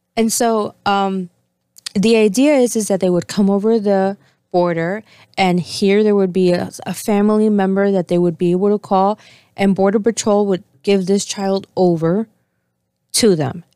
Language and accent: English; Argentina; moved away; I was born in Argentina